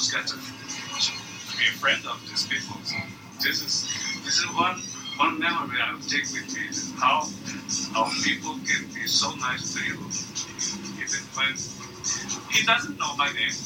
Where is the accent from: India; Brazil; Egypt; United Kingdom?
Brazil; English is a second language; I come from Brazil. My parents had a small business as well